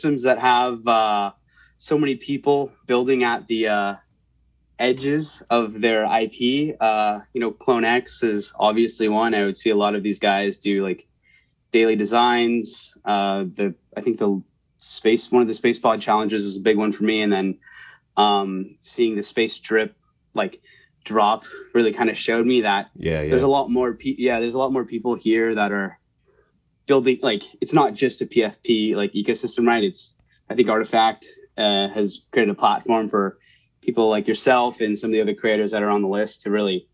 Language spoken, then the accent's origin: English; right outside of San Francisco, Northern California, United States; also born or lived in New York City; I was born and raised in California, NorCal, right outside of San Francisco